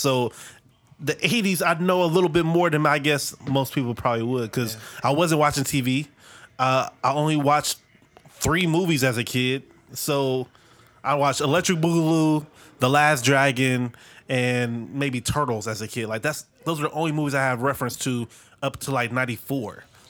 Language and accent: English; Dayton, Ohio, United States; I'm from Dayton, Ohio. The city of that, funk that came, yeah, all that music came through there.